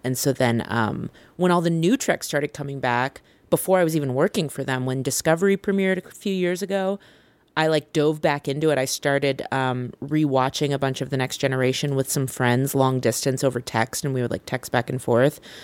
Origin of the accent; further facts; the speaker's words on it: Vacaville, California, United States; moved away; also born or lived in Chicago; I grew up in Vacaville, which is about an hour from where you grew up